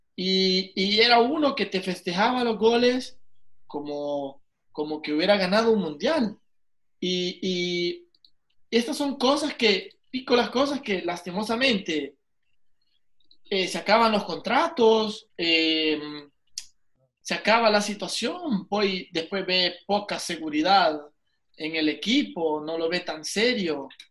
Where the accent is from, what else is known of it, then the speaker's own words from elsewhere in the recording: El Salvador; yo nací en El Salvador, y soy salvadoreño.